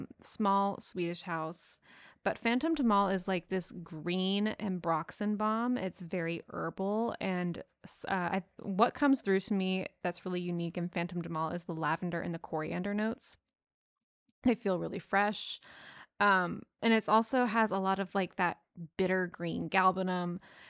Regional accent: Texas, United States; We're from Texas. You know, you can critique my pronunciation. It's not going to improve.

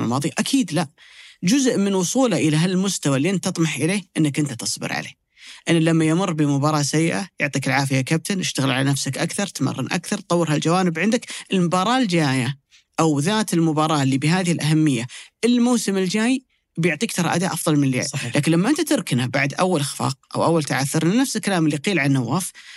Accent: Saudi Arabia; كلنا كسعوديين

